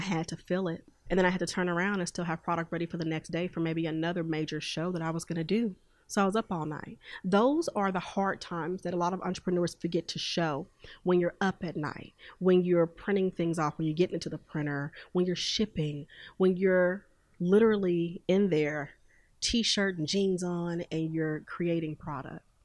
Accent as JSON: {"language": "English", "town": "Houston", "region": "Texas", "country": "United States", "tie": "born or raised there", "moved": "yes", "lives_now": "Oklahoma City, United States", "said": "i'm originally from houston texas and i now reside in oklahoma city"}